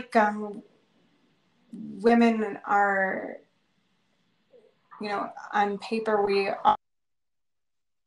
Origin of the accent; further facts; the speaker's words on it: Buffalo, New York, United States; I grew up in the Midwest in Buffalo